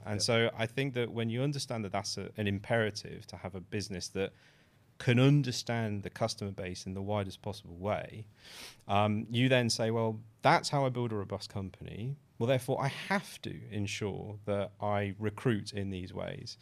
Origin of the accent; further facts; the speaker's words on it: United Kingdom; a British born, uh, mixed race, cisgender male